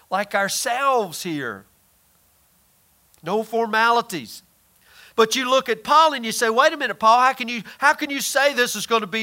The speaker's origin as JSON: {"language": "English", "town": "Tazewell", "country": "United States", "moved": "yes", "said": "I'm from Tazewell"}